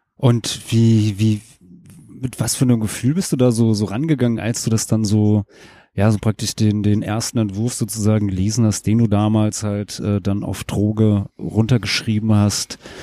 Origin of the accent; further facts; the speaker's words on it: Rheingau, Hesse, Germany; ich komme äh, aus dem Rheingau in Hessen